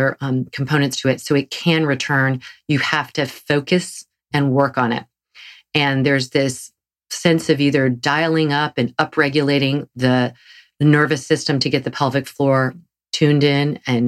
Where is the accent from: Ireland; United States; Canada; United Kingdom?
United States; the South; accent: Southern; my Southern accent